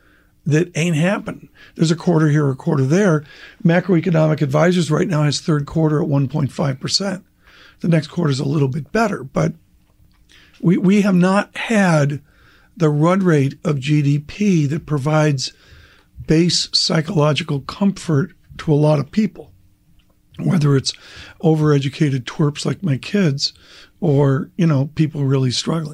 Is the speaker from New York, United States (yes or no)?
yes; Rochester, New York, United States; Rochester, New York, with Kodak.